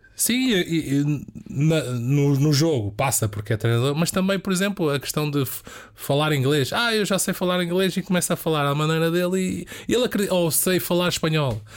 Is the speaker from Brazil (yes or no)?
no; Amadora, Lisbon, Portugal; eu sou da Amadora também, é o palavreado de rua